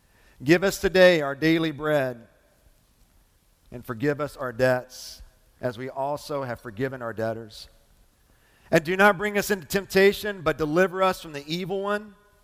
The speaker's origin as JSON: {"language": "English", "town": "Lebanon Junction", "region": "Kentucky", "country": "United States", "tie": "born or raised there", "said": "So my middle school years, I grew up in Lebanon Junction, kind of landed there after I was in the fifth grade. We moved around a lot my early stages of life."}